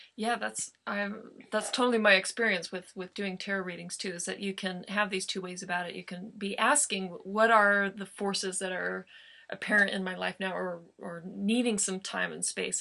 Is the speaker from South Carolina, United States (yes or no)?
no; Joshua Tree, California, United States; Joshua Tree my hometown